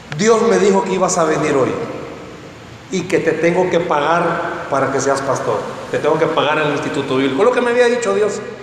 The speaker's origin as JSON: {"language": "Spanish", "region": "San Salvador", "country": "El Salvador", "said": "Soy de San Salvador"}